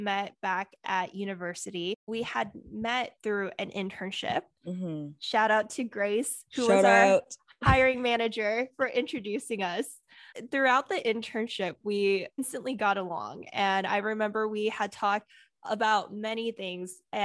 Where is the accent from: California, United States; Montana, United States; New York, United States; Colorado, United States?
California, United States; Bay Area; I was born and raised in the Bay Area.